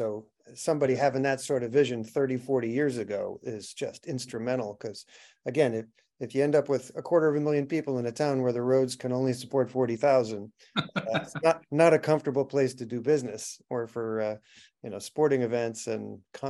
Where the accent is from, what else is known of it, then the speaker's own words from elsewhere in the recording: New York, United States; now in Los Angeles, United States; I'm from New York.